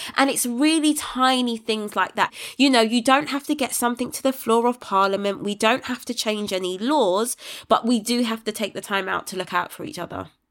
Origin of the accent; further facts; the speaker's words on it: United Kingdom; my hometown